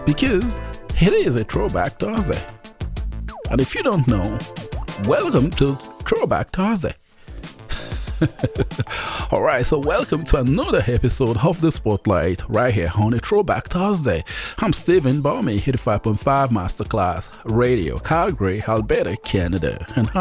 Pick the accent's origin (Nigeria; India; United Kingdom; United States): Nigeria; Port Harcourt, Rivers State; also born or lived in Offa, Kwara State, Nigeria; I'm from Nigeria as well. And I was born in Ofa, raised in Port Harcourt